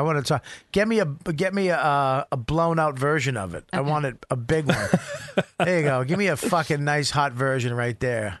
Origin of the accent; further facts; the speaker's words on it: Medford, Massachusetts, United States; moved away; I was from Medford.